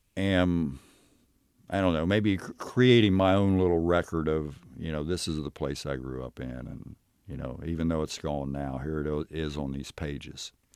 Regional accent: Knockemstiff, Ohio, United States; I grew up in Knock 'Em Stiff. It wasn't actually a city. It was more a, uh, maybe a, a very small village.

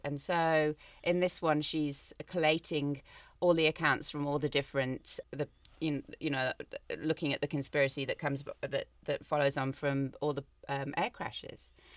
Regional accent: Cape Town, Western Cape, South Africa; I'm from Cape Town

